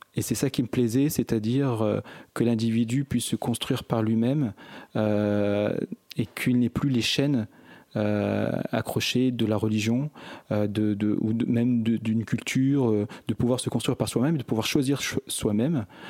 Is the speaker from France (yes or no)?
yes; Échirolles, Auvergne-Rhône-Alpes, France; je viens d'Echirol, une ville mitoyenne à la ville de Grenoble. Donc c'est pour ça que je dis souvent que je suis de Grenoble, c'est plus simple. Euh, je suis né en 1972. J'ai, toujours vécu depuis ma naissance